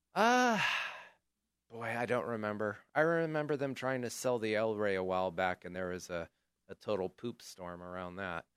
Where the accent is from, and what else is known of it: Chico, California, United States; born or raised there